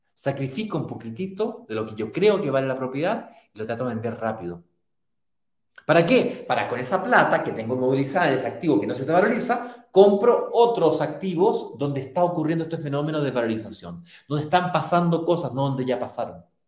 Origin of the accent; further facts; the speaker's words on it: Santiago, Santiago Metropolitan Region, Chile; Yo soy primera generación de, em, de primos que nació en Santiago y me crié en Santiago